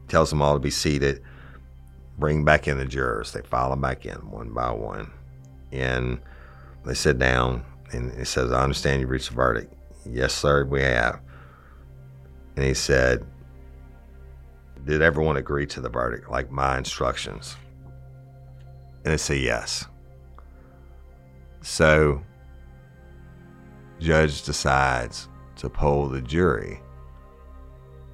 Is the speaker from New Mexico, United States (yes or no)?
no; South Louisiana, United States; I'm from South Louisiana